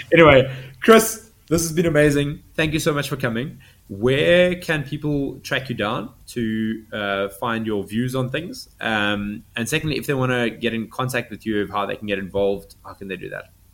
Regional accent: South Africa; I'm seventh generation South African. I'm not going anywhere.

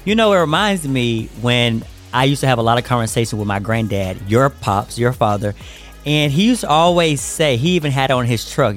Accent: United States; now in Atlanta, United States; I'm here to, you know, my hometown

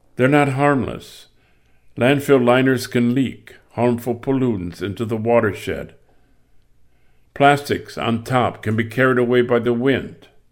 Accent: Michigan, United States; I grew up in Michigan.

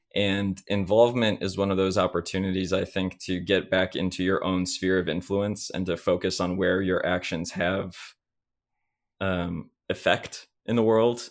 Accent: Chicago, Illinois, United States; now in Indianapolis, United States; I'm from Chicago, Illinois area

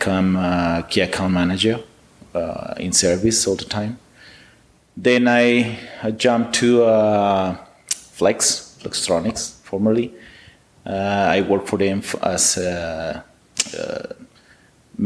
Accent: Ciudad Juárez, Chihuahua, Mexico; I'm from Juarez actually, I was born in Juarez

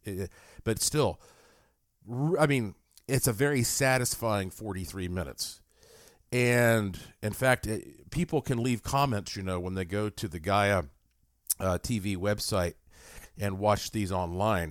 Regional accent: United States; also born or lived in Las Vegas, Nevada; I'm an American and I am broadcasting to you here from Las Vegas, Nevada.

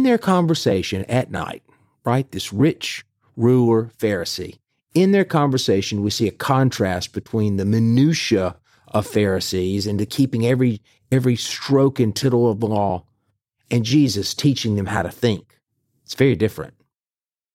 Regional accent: the South, United States; for those of us growing up in the South

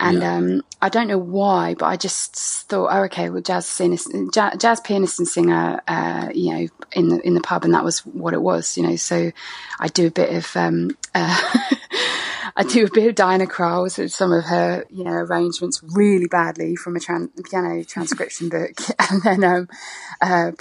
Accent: Ipswich, East of England, United Kingdom; moved away as an adult; also born or lived in Cardiff, Wales / Wiltshire / France; I ended up in Suffolk, in Ipswich to be precise, when I was about eight, and I grew up there till 18

